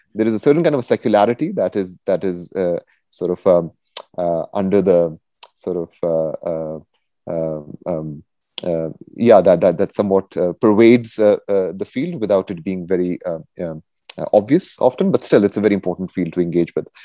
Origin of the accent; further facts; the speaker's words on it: Quetta, Balochistan, Pakistan; moved away as an adult; also born or lived in Minnesota, United States; now in United States; I'm originally from Pakistan, from oh. Quetta in Pakistan